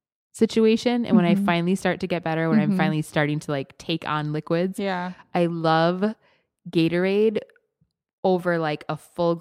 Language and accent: English; Wisconsin, United States; moved away; I grew up in Wisconsin where it was super humid